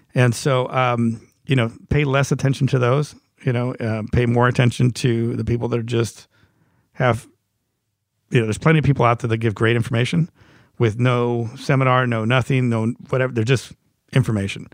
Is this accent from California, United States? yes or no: yes; Los Angeles, California, United States; I grew up in Hollywood